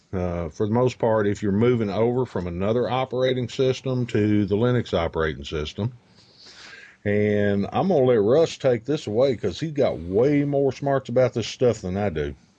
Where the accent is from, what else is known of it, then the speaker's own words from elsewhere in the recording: United States; we tend to Americanize words here in the U, good old U S of A.